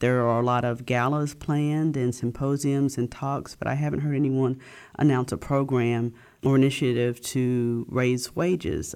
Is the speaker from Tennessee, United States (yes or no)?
yes; Memphis, Tennessee, United States; I grew up in Memphis, and I've been a journalist here for the past fourteen years now